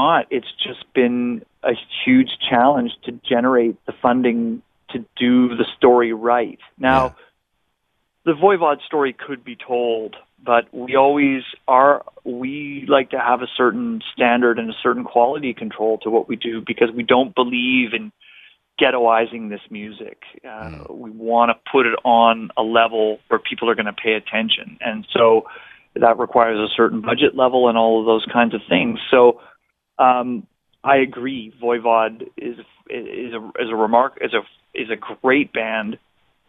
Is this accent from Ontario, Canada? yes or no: no; Victoria, British Columbia, Canada; You're speaking to a hometown boy here. I'm from Victoria, BC.